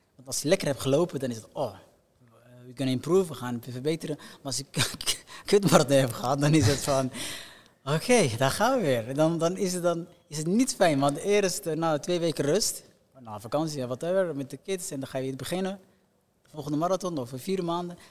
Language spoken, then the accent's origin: Dutch; Somalia; moved away; also born or lived in Belgium / Netherlands; voor ons geboorteland